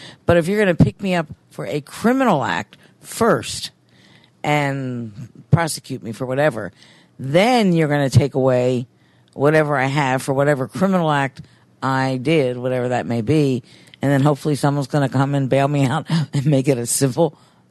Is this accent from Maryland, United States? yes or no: yes; Baltimore, Maryland, United States; moved away; I'm from Baltimore originally